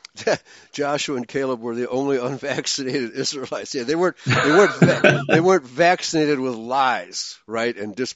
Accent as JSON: {"language": "English", "country": "Germany", "tie": "born or raised there", "also_born_or_lived": "Hungary (ancestry)", "moved": "yes", "lives_now": "United States", "said": "I was born in Germany. And then eventually came to America"}